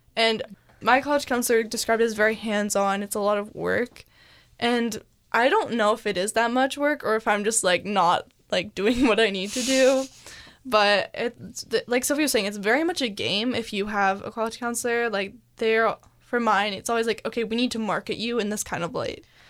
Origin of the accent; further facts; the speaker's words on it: Mercer Island, Washington, United States; we are from Mercer Island, which is a really affluent area